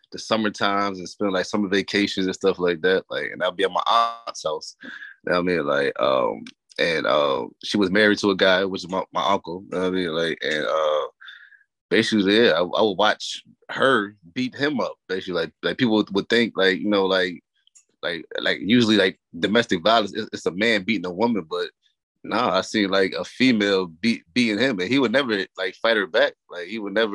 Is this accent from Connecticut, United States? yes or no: yes; New Haven, Connecticut, United States; now in Hampton, United States; I'm originally from New Haven, Connecticut